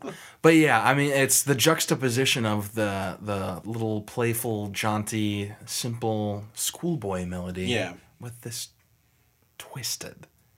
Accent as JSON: {"language": "English", "region": "Midwest", "country": "United States", "said": "We're from the Midwest."}